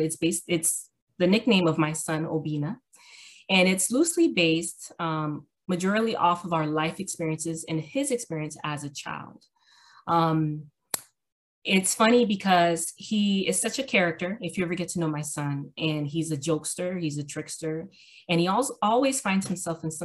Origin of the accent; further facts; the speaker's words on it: Miami, Florida, United States; I am born and raised in Miami, Florida